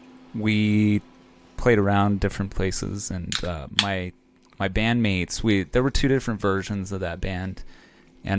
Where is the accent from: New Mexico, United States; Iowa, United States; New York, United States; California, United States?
New Mexico, United States; Moriarty; Moriarty. {S1} Oh. {S3} East Mountains. Yeah. Moriarty.